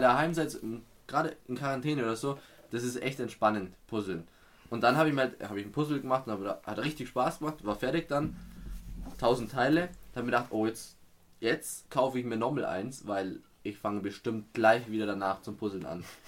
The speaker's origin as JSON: {"language": "German", "region": "Bavaria", "country": "Germany", "said": "kommen wir aus Bayern"}